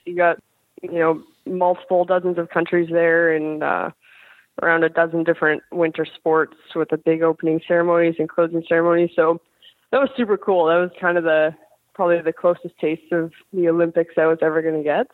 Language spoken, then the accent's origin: English; Kelowna, British Columbia, Canada; now in Buffalo, United States; I grew up in Kelowna, British Columbia